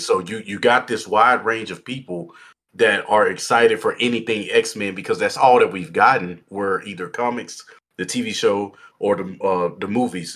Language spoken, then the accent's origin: English; Texas, United States; now in Idaho, United States; I'm from Texas and I moved to Idaho